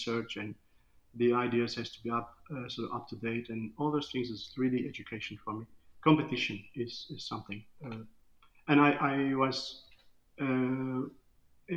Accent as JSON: {"language": "English", "region": "Istanbul", "country": "Turkey", "second_language": "English", "moved": "yes", "lives_now": "Gold Coast, Australia", "said": "I'm originally from Turkey, Istanbul"}